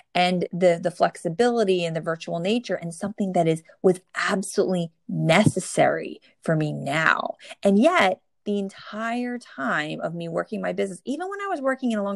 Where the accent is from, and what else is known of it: New Jersey, United States; born or raised there